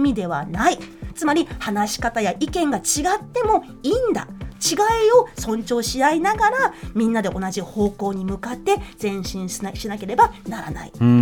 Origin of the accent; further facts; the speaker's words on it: New Zealand; now in Japan; 日本で生まれ日本で生まれたけどニュージーランドで育った